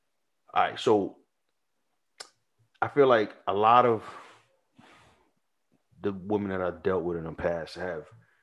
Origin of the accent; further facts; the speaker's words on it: United States; Born and raised in Montgomery Projects